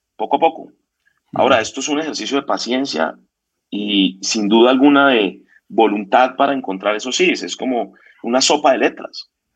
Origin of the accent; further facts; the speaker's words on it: Bogotá, Colombia; éramos unos pues, chinos jóvenes de Bogotá